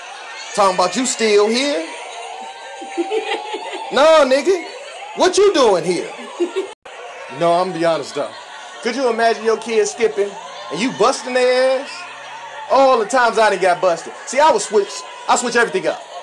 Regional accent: Ohio, United States; I'm from Ohio, too

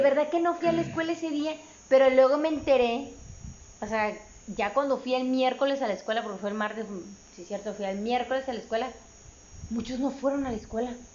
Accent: Mexico; como buenos mexicanos, este, eh, provincianos

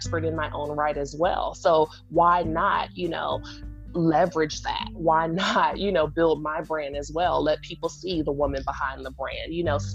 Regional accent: Washington, District of Columbia, United States; I'm from, raised, based, born and reared in Washington, D.C.

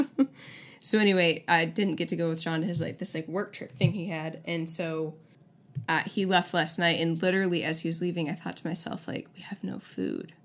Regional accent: Syracuse, New York, United States; now in Tulsa, United States; Syracuse, shout out to my hometown

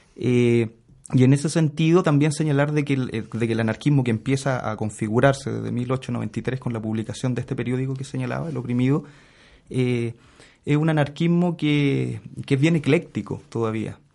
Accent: Santiago, Santiago Metropolitan Region, Chile; Yo nací, fui criado en, la población Lormida de Peñalolén

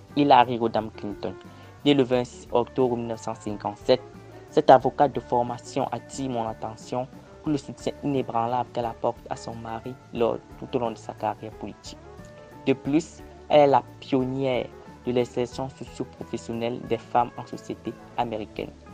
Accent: Cameroon; Je suis camerounais et étudiant à l'Université de Yaoundé

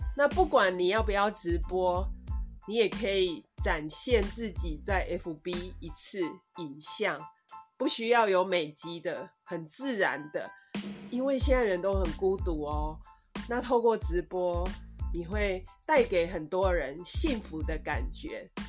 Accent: Taiwan

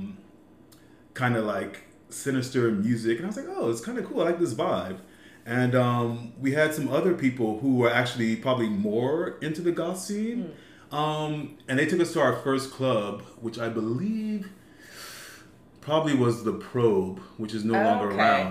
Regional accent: Homestead, Florida, United States; moved away as an adult; now in Los Angeles, United States; I am originally from Florida, born and raised

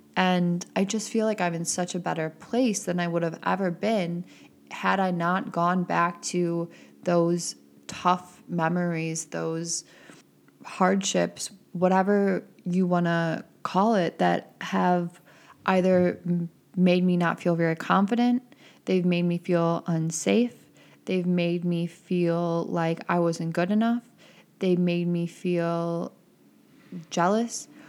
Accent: Midwest, United States; growing up in the Midwest

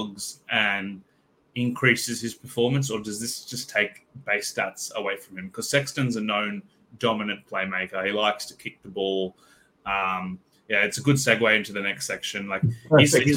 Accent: Queensland, Australia; as a Queenslander

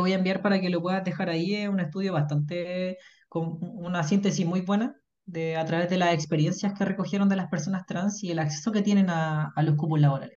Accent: Puente Alto, Santiago Metropolitan Region, Chile; vengo de Puente Alto

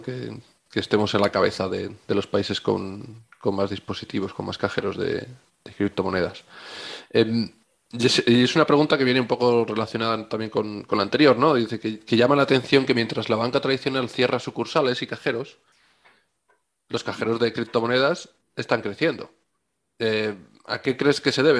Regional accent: Spain; Somos los españoles

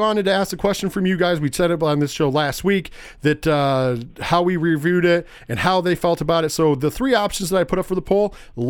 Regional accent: Binghamton, New York, United States; we are from Binghamton, New York

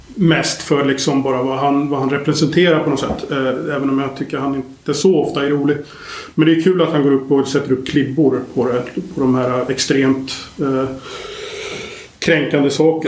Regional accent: Sweden; vi är ju svenskar

